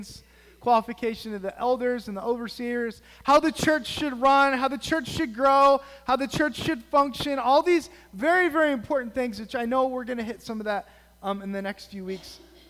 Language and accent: English; United States; as American Christians